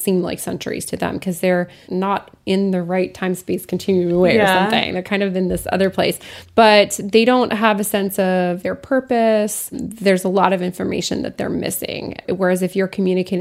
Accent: Lafayette, Colorado, United States; my hometown, Lafayette, Colorado, there's a lot of ghosts, and it's a mining town.

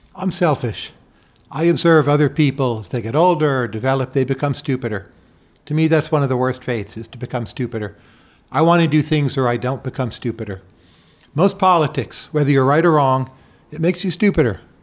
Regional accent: Bergen County, New Jersey, United States; moved away; Growing up in New Jersey, Bergen County

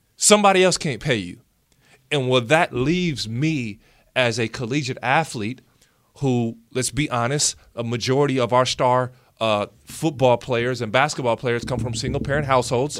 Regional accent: United States; being American

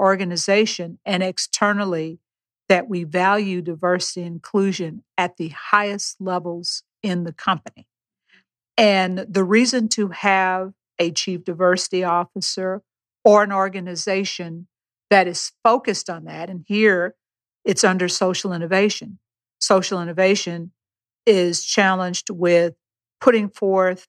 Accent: Beaumont, Texas, United States; I was born and raised in Beaumont, Texas

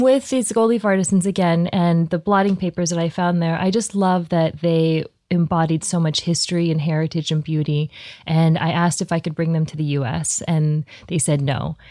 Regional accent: Columbia, Missouri, United States; moved away; also born or lived in New Jersey / Texas; I was born in Columbia

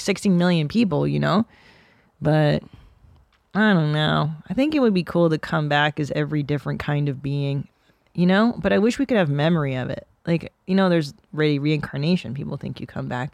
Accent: Southern California, United States; I grew up in Southern California

